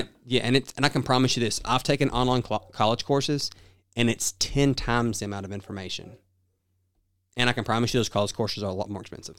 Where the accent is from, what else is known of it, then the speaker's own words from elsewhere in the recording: the South, United States; accent: southern; my southern accent